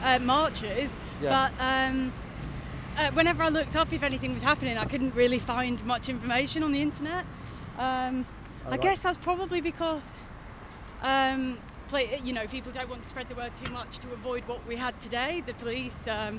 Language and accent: English; Yorkshire and the Humber, United Kingdom; moved away; I'm from Yorkshire, so I'll probably, go back up to Yorkshire.